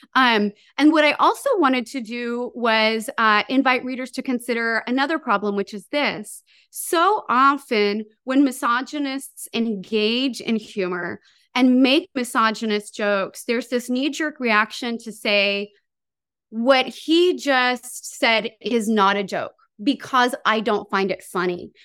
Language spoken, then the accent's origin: English; Santa Maria, California, United States; now in Long Beach, United States; I'm from Santa Maria, which is, um, a town that I jokingly refer to as Fresno by the Sea.